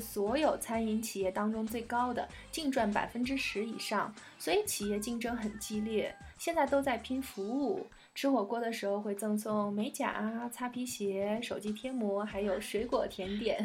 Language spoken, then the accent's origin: Chinese; northern China, China; now in Kunming, China; 我是北方人